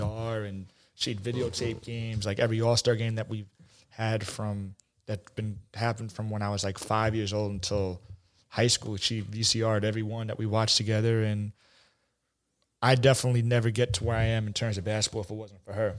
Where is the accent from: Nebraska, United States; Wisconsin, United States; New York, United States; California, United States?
New York, United States; New York City; I grew up in Bayside, Queens